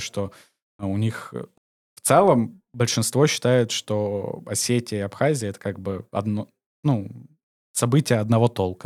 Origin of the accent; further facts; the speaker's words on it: Omsk, Omsk Oblast, Russia; moved away as an adult; also born or lived in Georgia / Turkey / Spain; now in Montenegro; я сам из Омска.